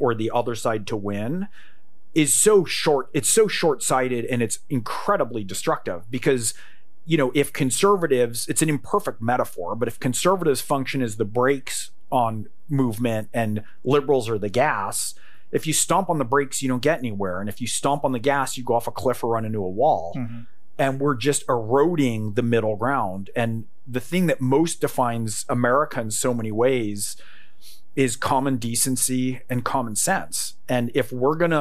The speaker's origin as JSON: {"language": "English", "region": "California", "country": "United States", "tie": "born or raised there", "said": "I grew up in California."}